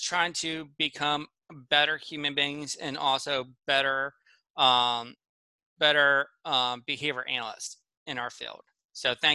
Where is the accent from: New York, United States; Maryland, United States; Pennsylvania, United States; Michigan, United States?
Pennsylvania, United States; I grew up in Pennsylvania